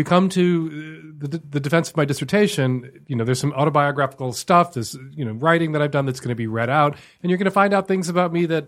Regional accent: United States; as a Christian kid growing up in America

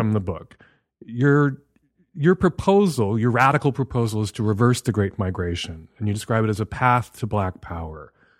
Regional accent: Chicago, Illinois, United States; as a little white kid growing up in Chicago

